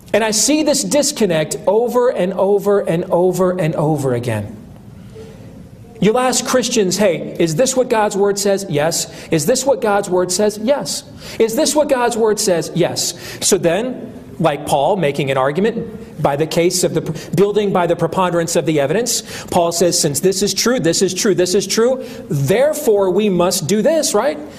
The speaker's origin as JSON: {"language": "English", "region": "Iowa", "country": "United States", "said": "a congressman in my home state, Steve King"}